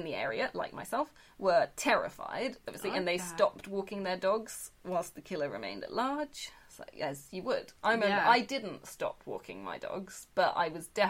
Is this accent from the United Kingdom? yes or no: yes; United Kingdom; So I'm painfully British.